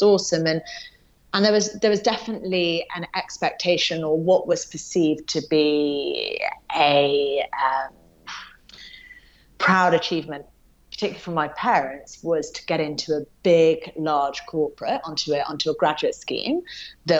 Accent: Yorkshire and the Humber, United Kingdom; also born or lived in London, England; very young moved up north to a small place called Yorkshire

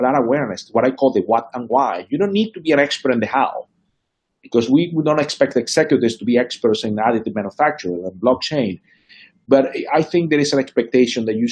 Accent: Venezuela; moved away; I grew up in Venezuela

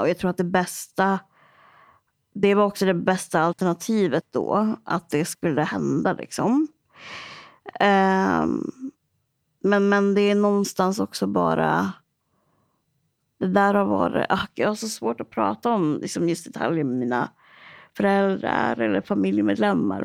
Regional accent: Örnsköldsvik, Västernorrland County, Sweden; jag kommer ju från Örnsköldsvik

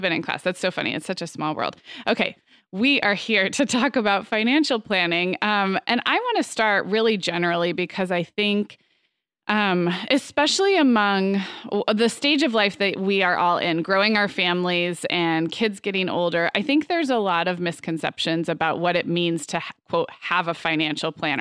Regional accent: Santa Barbara, California, United States; moved away; my hometown of Santa Barbara

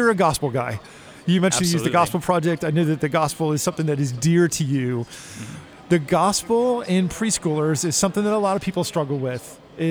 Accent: New Jersey, United States; Okay. So I grew up in New Jersey.

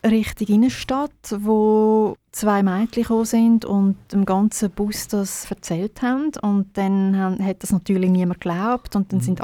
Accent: Birmensdorf, Zurich, Switzerland; Sie hat gesagt, ich sei in Birmisdorf, wo ich aufgewachsen bin, viel auf dem Maritiseilen und habe die ganze Zeit gesungen.

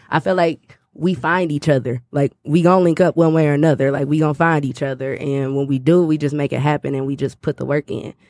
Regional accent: Detroit, Michigan, United States; I'm from Detroit.

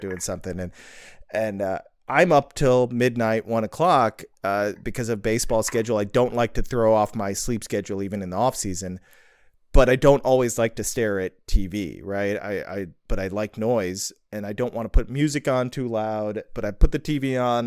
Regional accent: Libertyville, Illinois, United States; I was born in Libertyville, Illinois in nineteen eighty. So, I grew up there all my life

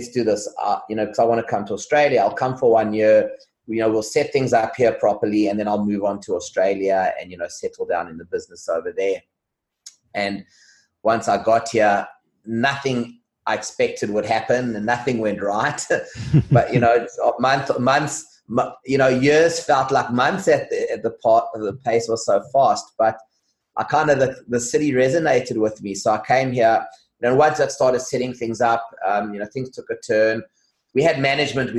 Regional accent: South Africa; moved away as an adult; now in Hong Kong; I come from South Africa originally

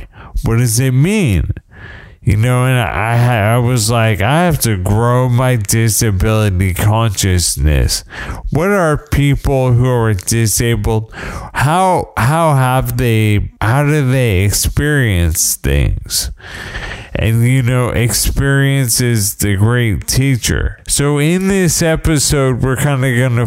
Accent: United States; I'm an American

